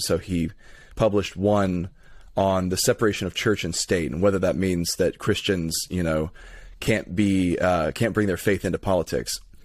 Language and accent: English; Lithia, Florida, United States; I'm from, uh, Lithia, Florida.